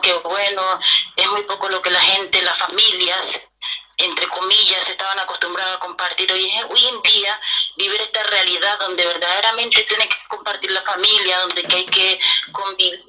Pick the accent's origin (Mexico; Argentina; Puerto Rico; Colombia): Colombia; Pacific region; moved away as an adult; now in Santiago, Chile; yo soy del Pacífico colombiano